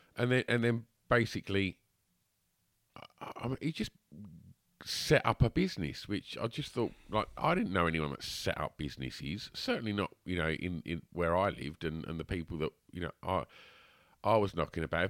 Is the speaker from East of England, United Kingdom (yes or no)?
yes; Basildon, East of England, United Kingdom; I'm still in the thick of it, you know, day to day, like, treading my way through this shit that is my hometown